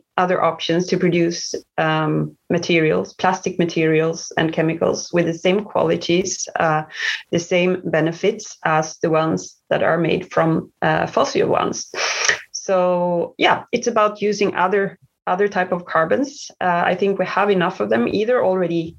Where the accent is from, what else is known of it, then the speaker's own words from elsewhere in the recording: Sweden; moved away as an adult; also born or lived in Malmö / China / Asia; now in Düsseldorf, Germany; I'm originally from Sweden